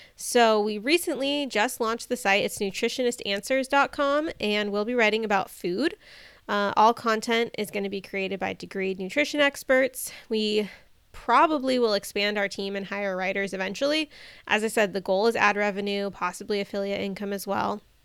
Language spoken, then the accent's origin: English; Bay Area, California, United States; moved away; my husband and I were both born and raised in the Bay Area